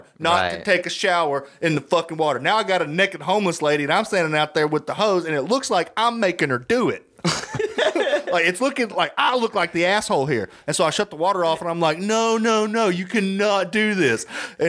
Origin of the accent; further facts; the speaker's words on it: Arkansas, United States; I'm from Arkansas